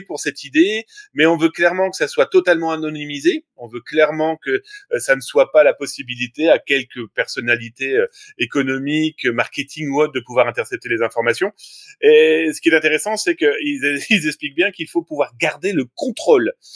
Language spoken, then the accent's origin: French; France